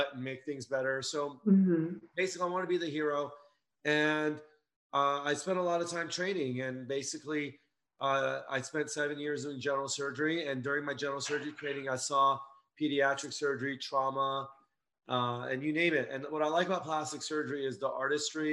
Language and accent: English; Los Angeles, California, United States; I grew up in Los Angeles